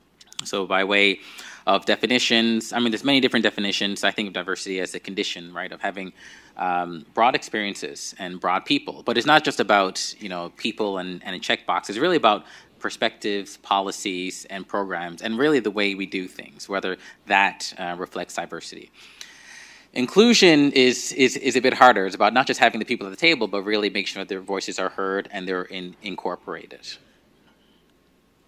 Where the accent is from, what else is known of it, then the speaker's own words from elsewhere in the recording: Nigeria; now in Newfoundland and Labrador, Canada; So this is me maybe a couple of years before I moved from Nigeria to Newfoundland and Labrador.